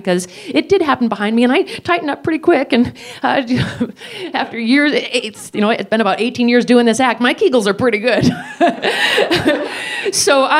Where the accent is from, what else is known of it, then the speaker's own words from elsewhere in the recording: United States; I'm American